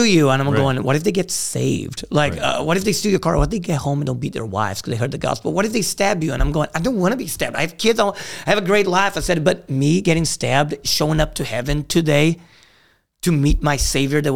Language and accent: English; Brazil; moved away; also born or lived in Greenville; I grew up in Brazil. It's a violent place.